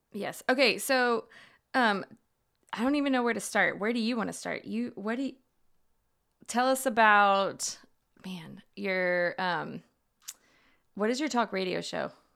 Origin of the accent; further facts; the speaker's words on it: Houston, Texas, United States; growing up in Houston